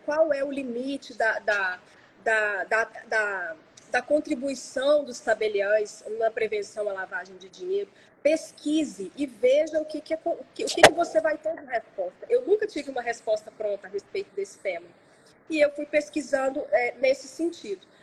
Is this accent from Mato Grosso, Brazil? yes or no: no; Belo Horizonte, Minas Gerais, Brazil; moved away as an adult; now in São Paulo, Brazil; eu nasci em Belo Horizonte, minha família é toda de Belo Horizonte